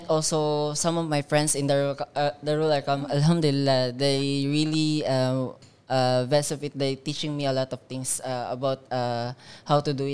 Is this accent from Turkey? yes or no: no; Philippines; from Philippines. So I'm second generation convert.